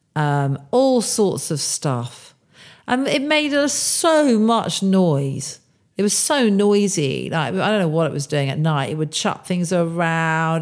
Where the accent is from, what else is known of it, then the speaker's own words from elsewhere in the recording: Bourne End, South East England, United Kingdom; I grew up in Bournemouth, Buckinghamshire, not far from where I am now